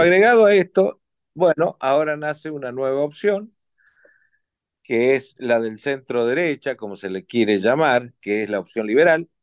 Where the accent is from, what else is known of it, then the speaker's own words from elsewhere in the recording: Argentina; como argentino